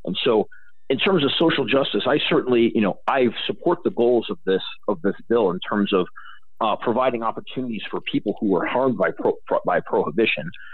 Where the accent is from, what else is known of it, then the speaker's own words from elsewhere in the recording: Illinois, United States; moved away; I've maintained interest in Illinois because I grew up there. My family are is from Illinois. I'm from Illinois.